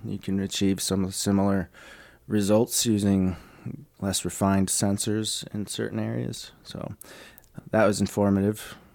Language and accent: English; Chicago, Illinois, United States; moved away; I'm from Chicago originally